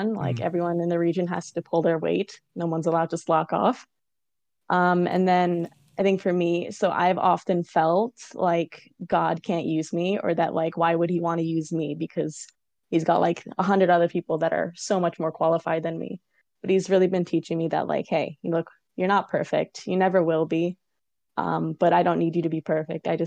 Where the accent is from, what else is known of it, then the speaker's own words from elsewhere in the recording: Waterloo, Ontario, Canada; I grew up in Waterloo